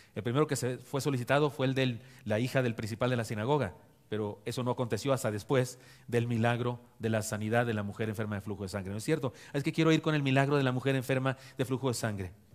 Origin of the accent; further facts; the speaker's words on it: Chihuahua, Mexico; moved away; mi tierra de Chihuahua